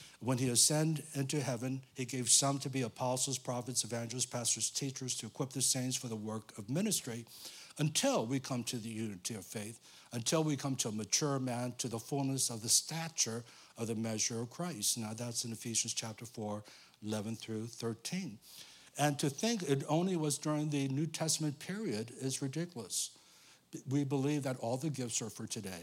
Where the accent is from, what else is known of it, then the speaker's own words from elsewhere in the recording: United States; I came here when I was 5 years old. I'm not born here